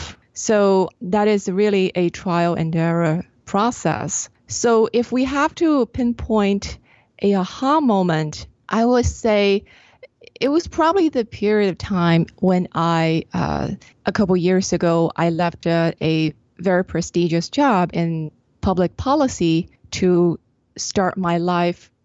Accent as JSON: {"language": "English", "country": "China", "tie": "born or raised there", "said": "I grew up in China."}